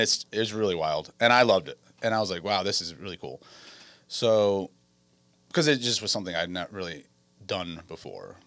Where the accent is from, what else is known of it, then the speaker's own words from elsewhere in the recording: Westerly, Rhode Island, United States; also born or lived in California; now in Wisconsin, United States; I am from Westerly, Rhode Island, um, born and raised